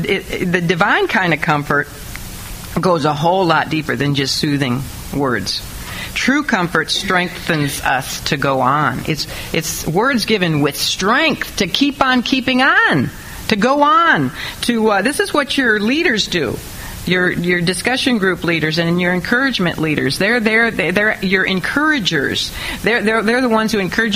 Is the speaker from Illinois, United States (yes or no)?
yes; Illinois, United States; my home state, Illinois